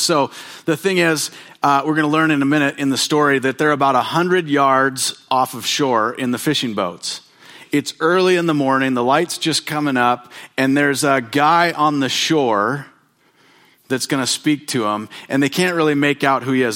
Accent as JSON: {"language": "English", "town": "Bonners Ferry", "region": "Idaho", "country": "United States", "tie": "born or raised there", "said": "I grew up in Bonner's Ferry, where there are mountains"}